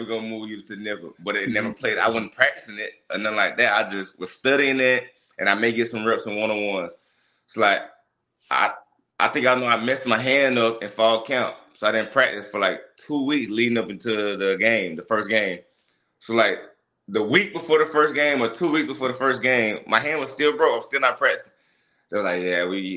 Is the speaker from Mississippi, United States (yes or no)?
yes; Mississippi, United States; we come from Mississippi